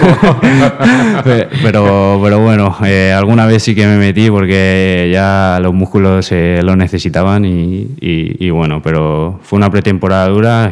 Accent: Fuenlabrada, Community of Madrid, Spain; moved away as an adult; now in Castellón, Spain; antes estuve en un equipo de, mi barrio, de, allí de Fuenlabrada

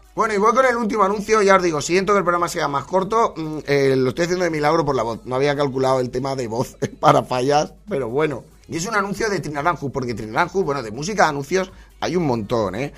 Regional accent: Valencia, Valencian Community, Spain; soy de Valencia

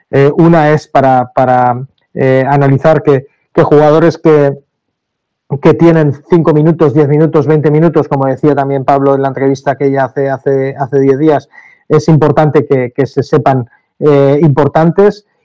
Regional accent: Castellón de la Plana, Valencian Community, Spain; Sabemos de dónde venimos, venimos de Castellón, una capital eh, pequeña de provincia donde, donde el, amor a, unos colores es, muy grande porque, porque viene pasando de, de padres a hijos, de, de madres a hijas y, lo llevamos muy dentro.

